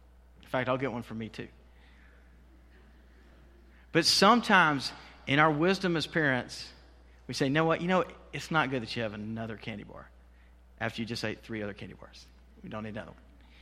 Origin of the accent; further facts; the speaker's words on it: Waycross, Georgia, United States; I grew up in Waycross. Many of you know that.